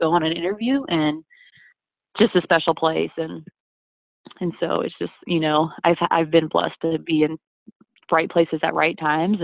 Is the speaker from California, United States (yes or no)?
no; Atlanta, Georgia, United States; also born or lived in Wyoming / Nashville, Tennessee; I grew up in Atlanta